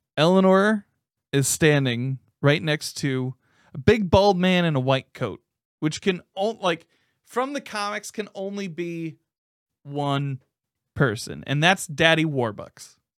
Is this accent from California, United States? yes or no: no; Indianapolis, Indiana, United States; based out of Indianapolis, Indiana, my hometown